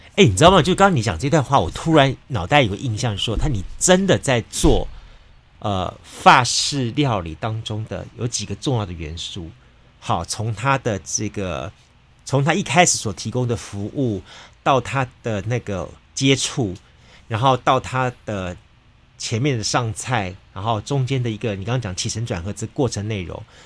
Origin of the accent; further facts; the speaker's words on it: Taiwan; 那台湾我们长期以来自称是一个美食的一个国国王国，